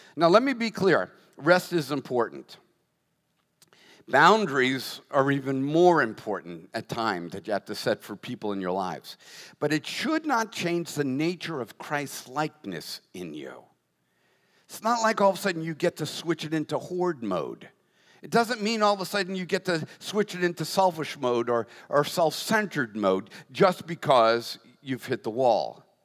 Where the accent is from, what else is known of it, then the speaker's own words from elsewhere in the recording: United States; as an American